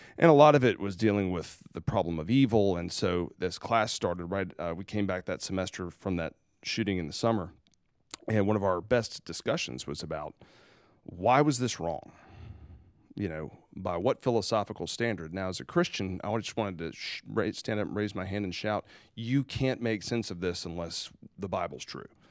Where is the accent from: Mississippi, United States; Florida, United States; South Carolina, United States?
South Carolina, United States; I'm from South Carolina